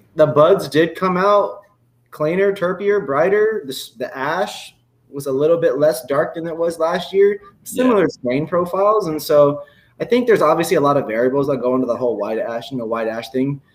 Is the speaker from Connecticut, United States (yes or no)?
no; Indiana, United States; I grew up in Indiana. Even me growing up in Indiana